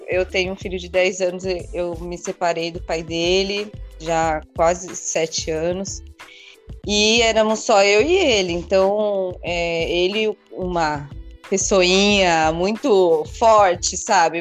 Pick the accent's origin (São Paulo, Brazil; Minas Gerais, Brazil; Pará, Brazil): São Paulo, Brazil; now in Ubatuba, Brazil; Eu falo que eu nasci em São Paulo, me criei